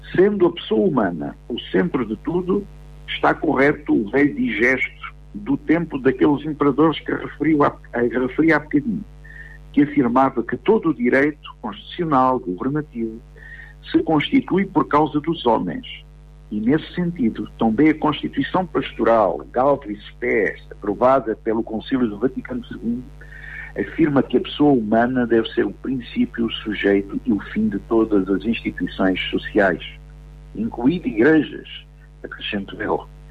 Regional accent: Portugal; A ideia de comunidade política que partilhamos como portugueses

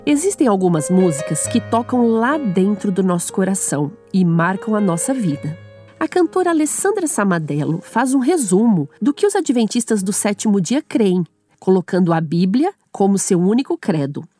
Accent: Brazil; moved away; sou brasileira

